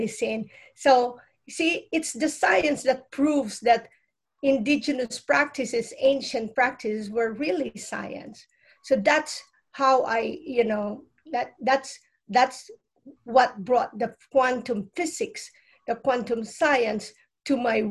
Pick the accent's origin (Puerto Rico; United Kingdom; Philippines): Philippines; now in United States; I'm come from the Philippines. Our lineage has a lot of intuitive ways of healing